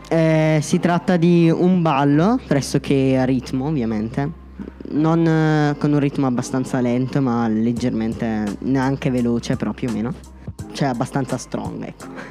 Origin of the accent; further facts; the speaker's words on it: Concesio, Lombardy, Italy; vengo da Concesio